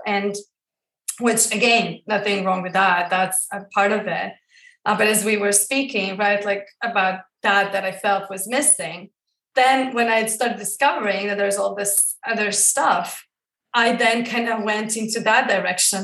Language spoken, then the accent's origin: English; Croatia; I grew up in Croatia, like I mentioned before, and I was brought up within the Catholic religion